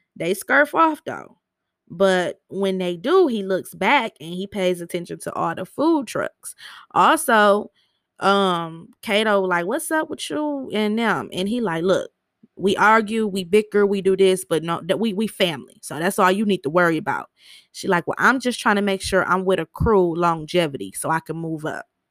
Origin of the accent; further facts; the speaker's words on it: Michigan, United States; I'm from Michigan